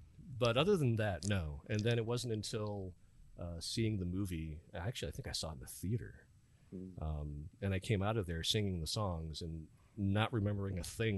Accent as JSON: {"language": "English", "region": "Ohio", "country": "United States", "tie": "born or raised there", "said": "So I grew up in Ohio"}